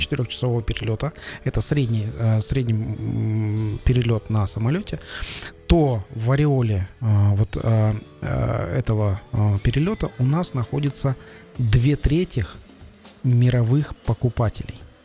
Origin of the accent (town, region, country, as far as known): Kazakhstan